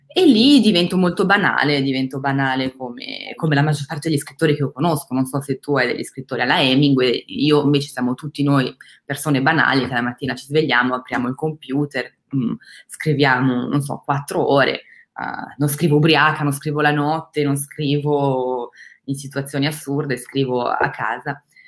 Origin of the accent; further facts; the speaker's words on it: Crema, Lombardy, Italy; moved away as an adult; now in France; Il liceo classico l'ho fatto in Lombardia e sono nata a Crema, in ah. provincia di Cremona